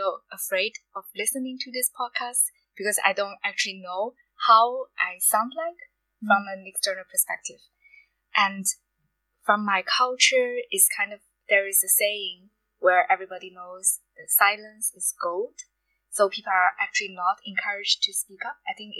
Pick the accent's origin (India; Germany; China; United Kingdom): China; first language Mandarin; English is a second language; moved away as an adult; I'm from China